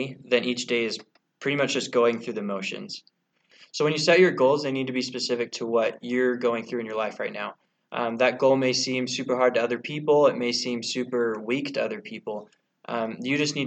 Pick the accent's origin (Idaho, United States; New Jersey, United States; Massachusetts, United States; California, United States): Idaho, United States; Boise; moved away; I'm from Boise, Idaho